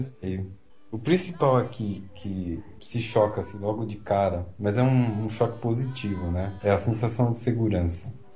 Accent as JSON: {"language": "Portuguese", "region": "São Paulo", "country": "Brazil", "tie": "born or raised there", "also_born_or_lived": "Paris region, France", "moved": "as an adult", "lives_now": "France", "said": "Eu nasci em São Paulo e morava na região ali da Paulista. Eu sempre morei por ali"}